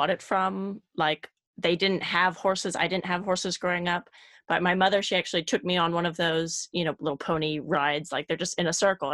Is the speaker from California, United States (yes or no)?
yes; California, United States; moved away as an adult; also born or lived in Belgium; the small town that I grew up in California